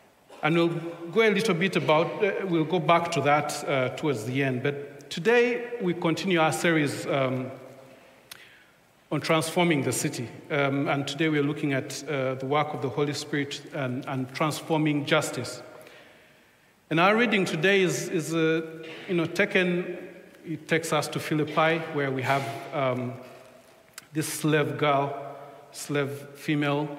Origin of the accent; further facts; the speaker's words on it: Uganda; first language Luganda; English is a second language; now in England; We come from Uganda